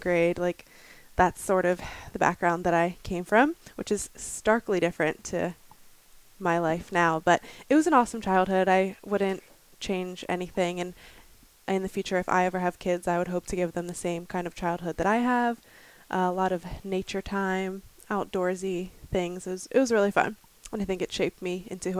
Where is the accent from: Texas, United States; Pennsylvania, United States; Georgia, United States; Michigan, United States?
Pennsylvania, United States; Thomasville; I grew up in Pennsylvania in a really small town called Thomasville